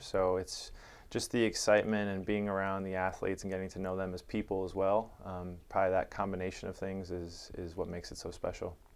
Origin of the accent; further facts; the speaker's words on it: Chicago, Illinois, United States; now in San Diego, United States; I grew up in Chicago